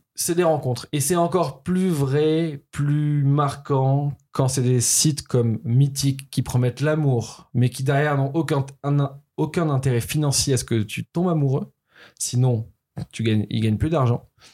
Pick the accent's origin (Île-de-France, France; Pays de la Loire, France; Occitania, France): Occitania, France; Toulouse; moved away; also born or lived in Paris; j'étais à Paris, je suis né à Toulouse, mon adolescence est passée à Toulouse